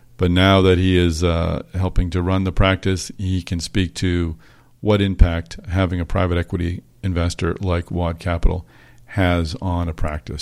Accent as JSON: {"language": "English", "town": "Boston", "region": "Massachusetts", "country": "United States", "tie": "born or raised there", "said": "Boston, my hometown"}